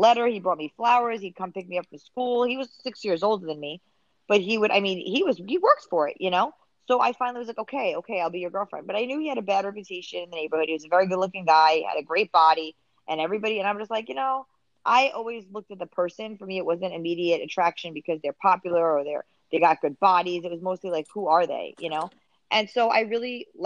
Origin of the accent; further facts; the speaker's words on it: New York City, New York, United States; also born or lived in Mexico; I grew up in the Bronx, being half Mexican, half Irish. I grew up half in Mexico, half here.